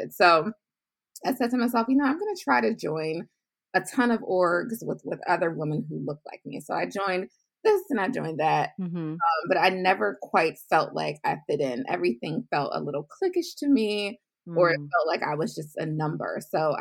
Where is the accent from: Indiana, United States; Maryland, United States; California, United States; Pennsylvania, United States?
Maryland, United States; Baltimore County; also born or lived in Washington, D.C.; But I was raised in the suburbs of Maryland, Baltimore County, to be exact